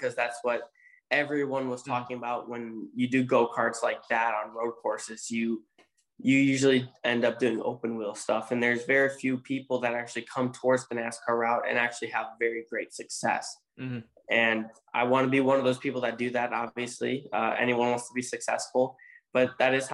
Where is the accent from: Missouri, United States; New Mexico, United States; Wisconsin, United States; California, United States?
Wisconsin, United States; Road America; my hometown race, or home track at least